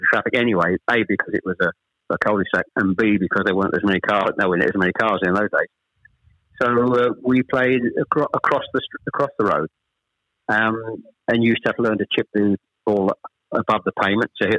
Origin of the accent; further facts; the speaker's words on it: Chelmsford, East of England, United Kingdom; also born or lived in Ashton-under-Lyne / Manchester; We actually moved south to Chelmsford when I was probably, I was the eldest of three, when I was probably about seven or eight